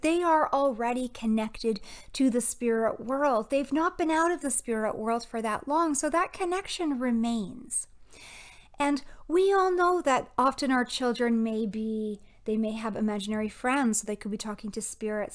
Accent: Toronto, Ontario, Canada; moved away; my time spent at Anishinaabe Health Toronto, um, it's an Indigenous community back in my hometown.

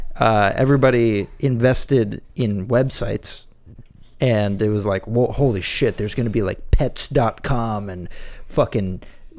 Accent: Chicago, Illinois, United States; now in Austin, United States; I grew up in Chicago

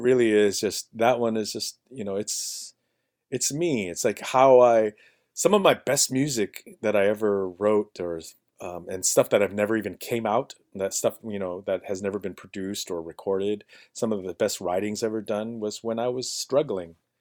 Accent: Bethel, Alaska, United States; now in Juneau, United States; I grew up in Montreal, in Bethel.

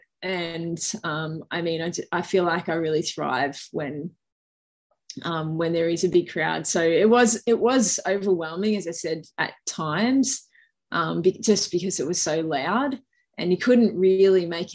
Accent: Australia; accent: Bogan; also born or lived in New York, United States; I'm definitely Australian. It's my Bogan voice, but I was born there and I spent the first sort of probably 12 months of my life there

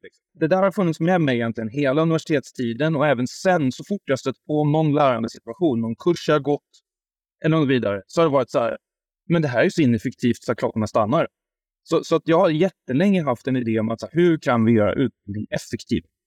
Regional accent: Värmland, Sweden; also born or lived in Stockholm; now in Huddinge, Sweden; jag är värmlänning

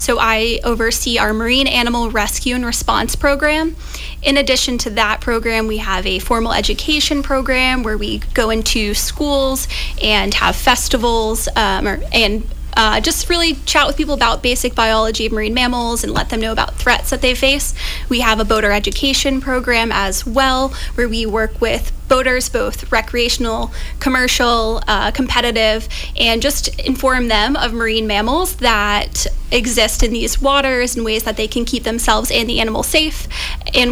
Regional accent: New York, United States; moved away as an adult; also born or lived in Maine / Ithaca, New York; now in Plymouth, United States; I grew up, born and raised in New York, very far away from the water.

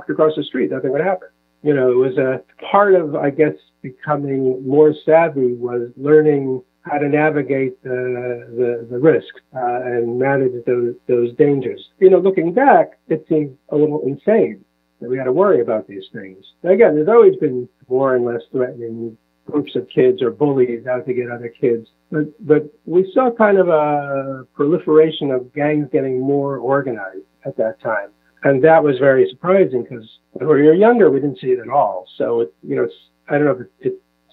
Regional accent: New York, United States; moved away as an adult; also born or lived in Seattle, Washington; now in Israel; growing up in New York

